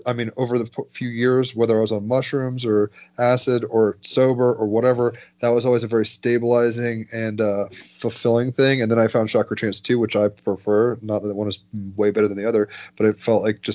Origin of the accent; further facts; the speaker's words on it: Summit, New Jersey, United States; I was born in Overlook Hospital in Summit, New Jersey